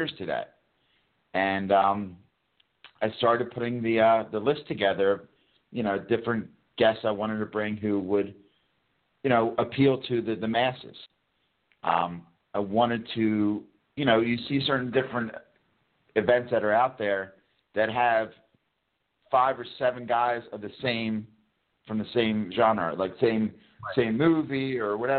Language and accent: English; Bucks County, Pennsylvania, United States; moved away as an adult; also born or lived in New Orleans; I'm from originally from Bucks County